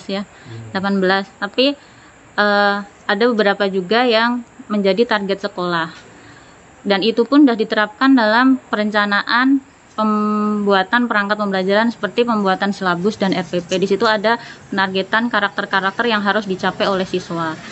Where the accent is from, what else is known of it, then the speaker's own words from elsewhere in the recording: Sukoharjo, Central Java, Indonesia; now in Kalimantan, Indonesia; Saya asli Jawa Tengah, tepatnya di Kabupaten Sukoharjo, Surakarta.